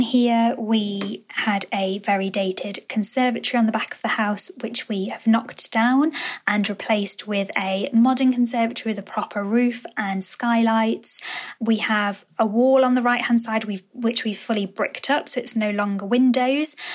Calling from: Stafford, West Midlands, United Kingdom; I'm calling from Stafford, and I live in a seventies build.

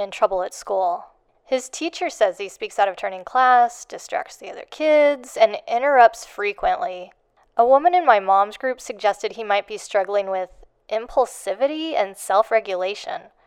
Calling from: Chicago, Illinois, United States; I'm calling from Chicago

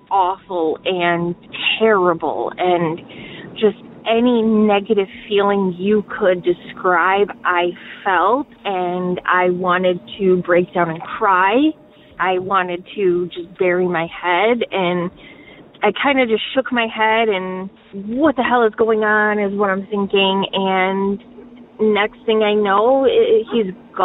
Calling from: Detroit, Michigan, United States; I am calling from the Detroit area

